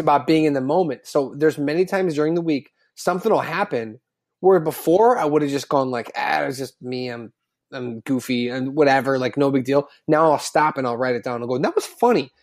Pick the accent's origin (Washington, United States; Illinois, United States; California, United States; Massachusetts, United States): Illinois, United States; Chicago suburbs; growing up in the Chicago suburbs